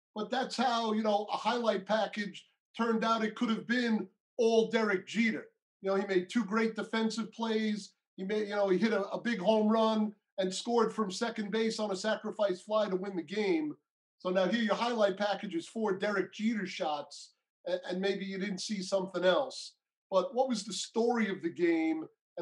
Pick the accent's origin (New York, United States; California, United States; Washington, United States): New York, United States; Being a New Yorker